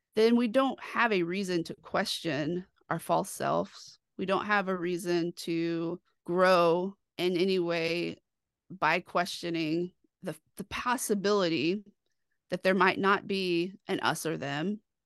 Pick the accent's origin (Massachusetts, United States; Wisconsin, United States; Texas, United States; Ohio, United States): Texas, United States; Dallas; I grew up in Dallas, where I like to say I grew up in the shadows of First Baptist Dallas